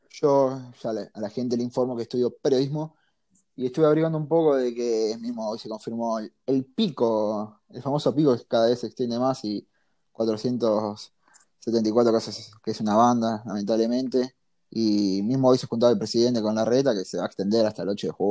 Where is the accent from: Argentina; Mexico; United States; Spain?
Argentina